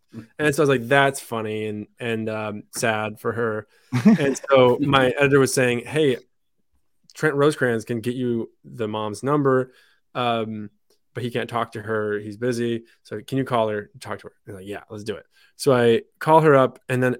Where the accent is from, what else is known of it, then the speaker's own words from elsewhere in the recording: France; born there; I was born in France, but I don't speak it great. I spoke English at home when I was living in France